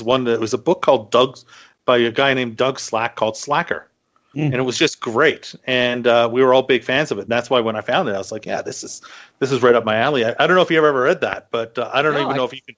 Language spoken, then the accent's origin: English; Canada; I'm too Canadian